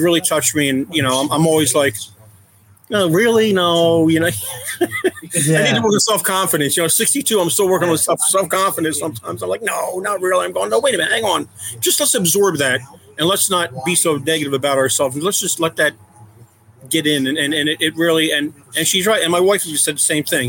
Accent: Philadelphia, Pennsylvania, United States; moved away as an adult; now in Raleigh, United States; We moved here in 1993 from the Philadelphia area. Born and raised up there

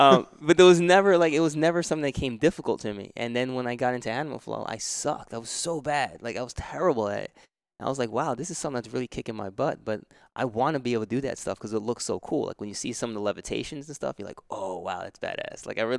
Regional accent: New York, United States; I grew up in New York, so we were always climbing fences, and we were playing basketball, playing baseball, football.

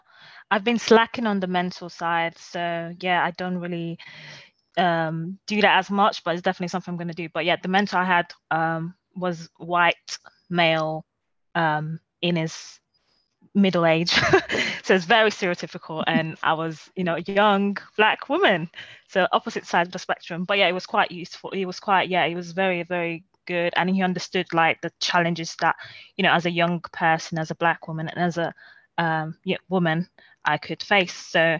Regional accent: Nigeria; So I think as a role model, again, as a Nigerian, definitely a role model. And, you know, as a Nigerian, your relatives are going to compare.

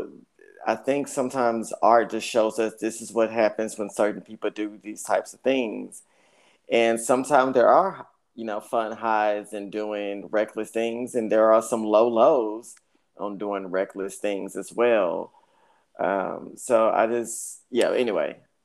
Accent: Dallas, Texas, United States; I'm born and raised here in Dallas

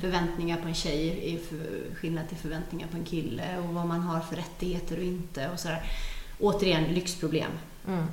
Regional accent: Gothenburg, Västra Götaland, Sweden; moved away as an adult; now in Södertälje, Sweden; Jag är ju från Göteborg från början, men, men vi har blivit kvar här.

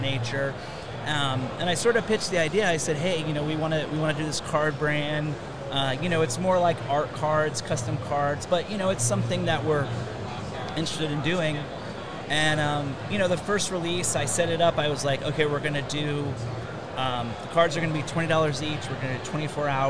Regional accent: Orlando, Florida, United States; I grew up in Orlando

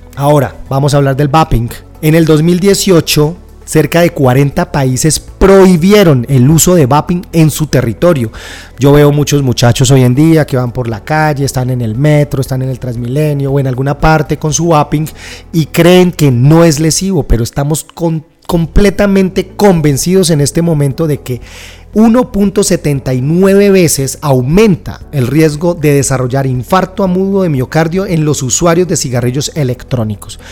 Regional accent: Colombia; en mi país, Colombia

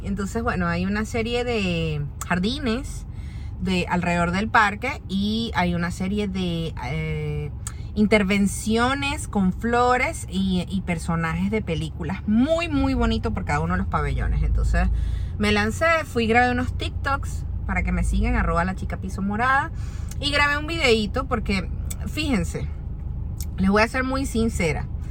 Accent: Venezuela; moved away as an adult; now in Orlando, United States; desde que yo salí de Venezuela

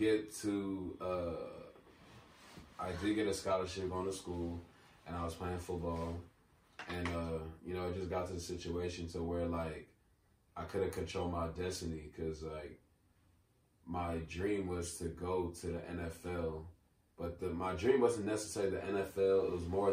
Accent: United States; I'm Nigerian. I was born here

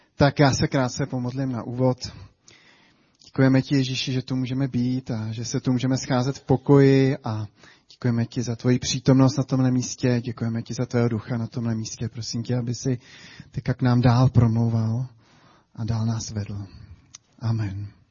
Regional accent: Czechia; my jako Češi

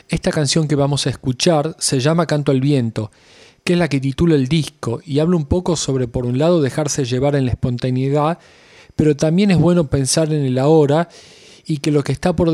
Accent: Tucumán, Argentina; now in Buenos Aires, Argentina; Soy un músico que vine de Tucumán hace 14 años. En Buenos Aires formo parte de la banda … con mi hermano Sebastián Díaz Romero

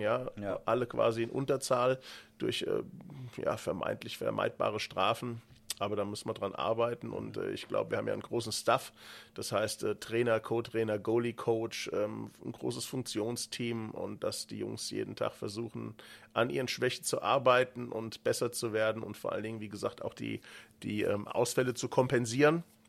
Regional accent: Frankfurt region, Hesse, Germany; accent: local dialect (Hessian); Ich komme ja hier auch aus der Region, wie man es vielleicht hört, an der ja, Mundart

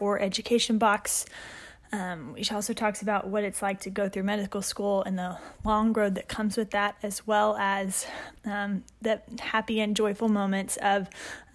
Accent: Conroe, Texas, United States; I myself graduated from there

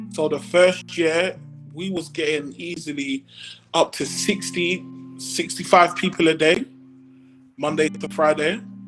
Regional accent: London, United Kingdom; I'm from Brixton

